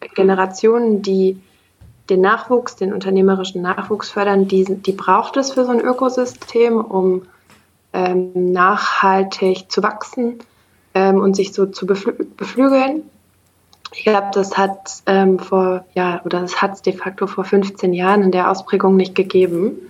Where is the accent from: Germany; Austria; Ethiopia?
Germany; Bonn, North Rhine-Westphalia; moved away as an adult; now in Berlin, Germany; aufgewachsen in Bonn, studiert hauptsächlich im Ausland